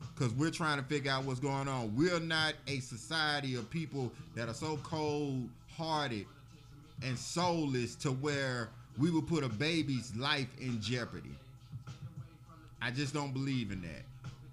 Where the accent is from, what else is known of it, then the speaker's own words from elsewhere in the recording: Birmingham, Alabama, United States; I'm from Birmingham, and all of my contemporaries and my friends and my loved ones, we are from Birmingham as well.